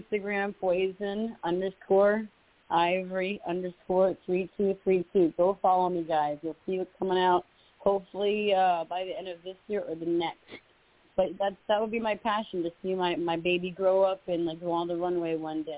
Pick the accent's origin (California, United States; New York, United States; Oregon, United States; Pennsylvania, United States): California, United States; Los Angeles; moved away; also born or lived in Florida; I'm from L.A.